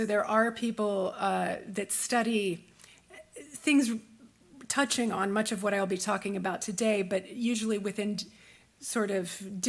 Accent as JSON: {"language": "English", "region": "Ohio", "country": "United States", "tie": "born or raised there", "also_born_or_lived": "Chicago", "moved": "yes", "said": "I was born and raised in the Appalachian foothills of southeastern Ohio. A lot of people don't associate Ohio with Appalachia, but that southern part is, we're really, a friend of mine calls it the West Virginia part of Ohio. We're very Appalachian."}